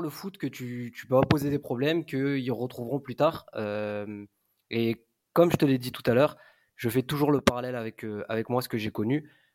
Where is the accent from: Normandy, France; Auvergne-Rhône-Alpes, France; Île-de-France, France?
Auvergne-Rhône-Alpes, France; Grenoble; moved away as an adult; also born or lived in Nice; now in Marseille, France; je suis originaire de Grenoble.